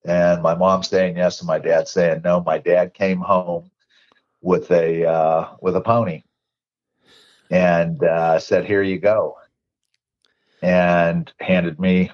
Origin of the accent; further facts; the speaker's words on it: Warren, Ohio, United States; also born or lived in Youngstown, Ohio / Bristolville, Ohio / Howland, Ohio; moved the next town over when I was too young to remember, to Warren, Ohio